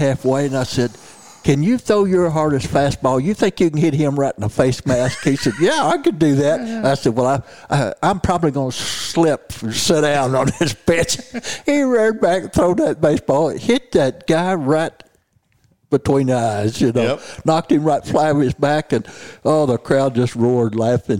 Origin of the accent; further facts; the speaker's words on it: southeast Missouri, United States; I was reared in southeast Missouri